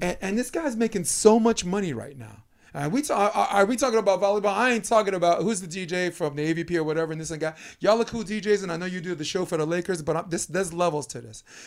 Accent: New York City, New York, United States; accent: Brooklynese; now in California, United States; I grew up in Brooklyn, New York

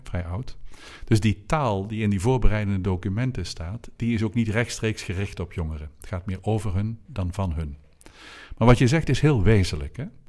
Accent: Oosterhout, North Brabant, Netherlands; een priester in uh, Oosterhout, waar ik ben opgegroeid

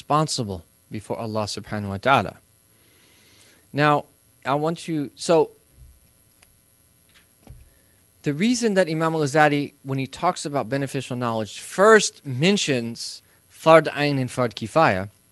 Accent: Midwest, United States; I'm from the Midwest

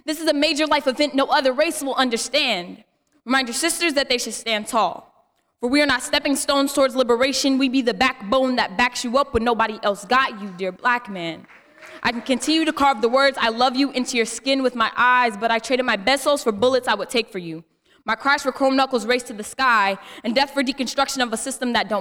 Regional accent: Oakland, California, United States; I am from Oakland, California, and I'm a freshman at San Jose State University.

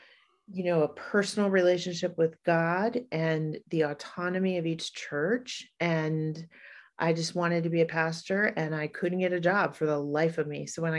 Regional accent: Hawaii, United States; moved away as an adult; I grew up in Hawaii. My father is a native Hawaiian activist and community organizer, and my parents still live there.

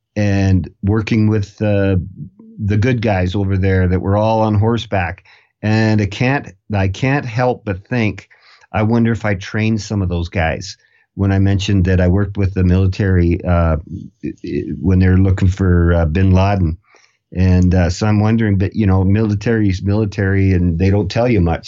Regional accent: Canada; I'm from Canada

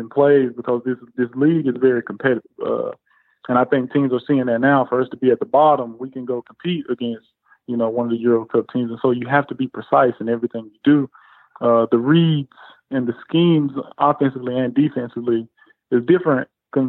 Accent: United States; moved away; as an American

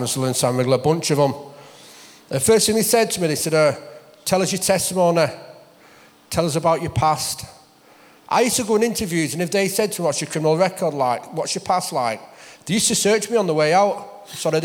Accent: Wigan, North West England, United Kingdom; I grew up in Wigan, single parents

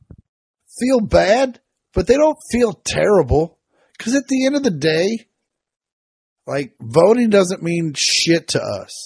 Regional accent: Kansas, United States; I grew up in Kansas

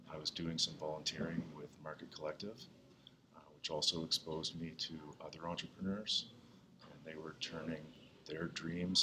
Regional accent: Eastern Canada, Canada; moved away as an adult; also born or lived in Edmonton, Alberta / Fredericton, New Brunswick / Toronto; I was born in Edmonton, but I didn't grow up in Alberta. I grew up in Eastern Canada.

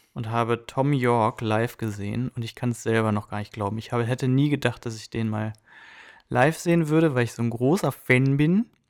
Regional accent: Germany; now in United States; ich bin Deutscher

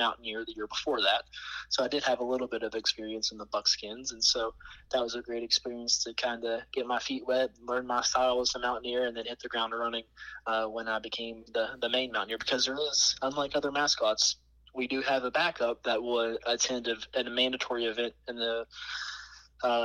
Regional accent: Elkins, West Virginia, United States; I was born and raised right here in West Virginia. I was raised about an hour and a half south of Morgantown in a little town called

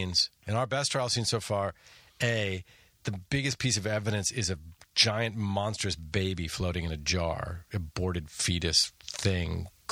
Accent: Chicago, Illinois, United States; I say this proudly as a Chicagoan, before TBS, before TNT, WGN was the original superstation.

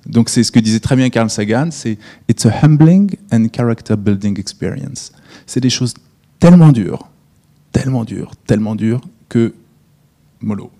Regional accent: France; also born or lived in United States; je ne suis pas américain, donc je suis français

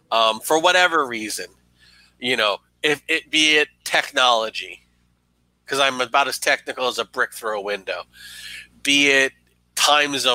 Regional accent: New York, United States; as a New Yorker.

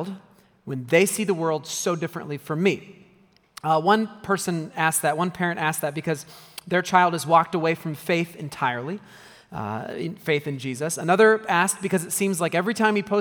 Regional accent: United States; as an American

